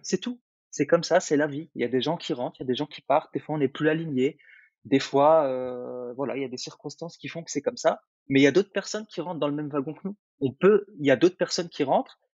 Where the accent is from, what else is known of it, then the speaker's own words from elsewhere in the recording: Algeria; moved away; moi, je suis né en Algérie, donc en Afrique. Et, heu, et je me rappelle quand j'étais gamin, on n'avait pas grand-chose